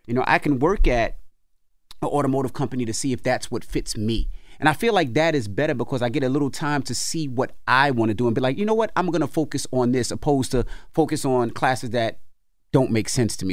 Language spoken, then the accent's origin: English; New York City, New York, United States; when I was a kid growing up in Queens